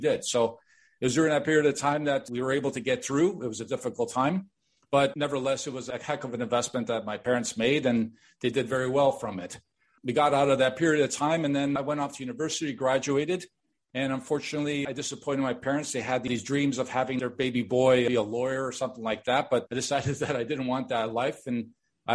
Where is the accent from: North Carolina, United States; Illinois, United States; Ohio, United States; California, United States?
Illinois, United States; Chicago; also born or lived in Miami Beach, Florida; now in Toronto, Canada; I was born and raised in Chicago to immigrant parents